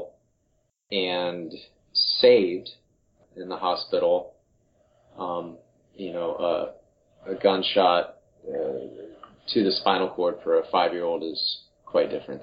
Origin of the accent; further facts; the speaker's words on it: Marion, Ohio, United States; I was born in Marion, Ohio.